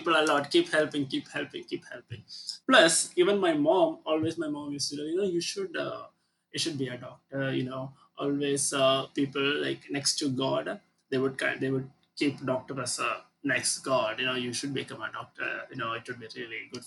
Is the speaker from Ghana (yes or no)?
no; India; also born or lived in St. Lucia; now in Jamaica; with my accent, you already know that I'm from India.